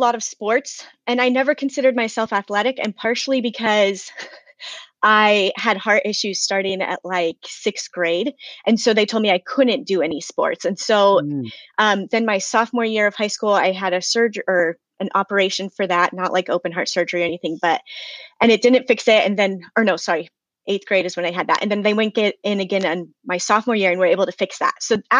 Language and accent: English; Idaho, United States; also born or lived in Pennsylvania / Ohio / Maryland / Virginia; So I grew up mostly in Idaho, although I have lived a handful of places. I've lived in Pennsylvania, Ohio, Maryland, Virginia, Oklahoma, Belize, Colorado, and now I'm back in Idaho.